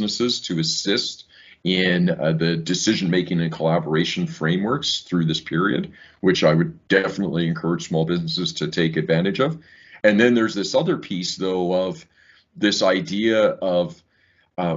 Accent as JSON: {"language": "English", "town": "Saskatoon", "region": "Saskatchewan", "country": "Canada", "tie": "born or raised there", "also_born_or_lived": "England / Ireland / Australia / Seoul, Korea", "moved": "as an adult", "said": "growing up in Saskatoon, Saskatchewan"}